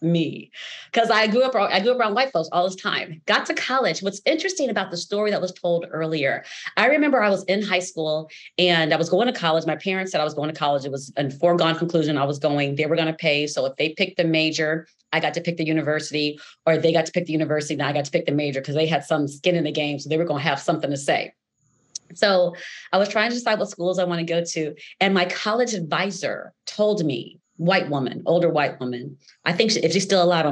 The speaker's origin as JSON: {"language": "English", "town": "Los Angeles", "region": "California", "country": "United States", "tie": "born or raised there"}